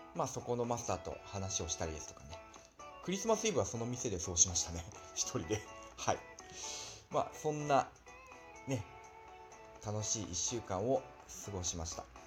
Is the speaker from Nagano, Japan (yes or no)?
yes; Nagano, Japan; moved away as an adult; also born or lived in Osaka / Yokohama, Kanagawa / Morioka, Iwate; 長野の自分の実家からの収録になります